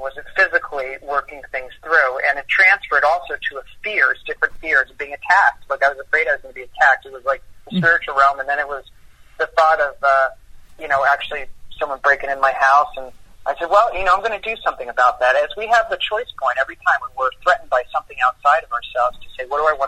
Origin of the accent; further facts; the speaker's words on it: New York, United States; I grew up in New York